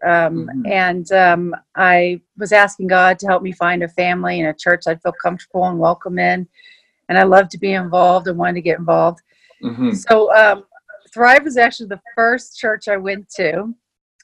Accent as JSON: {"language": "English", "region": "Texas", "country": "United States", "moved": "as an adult", "lives_now": "Calgary, Canada", "said": "I'm actually from Texas"}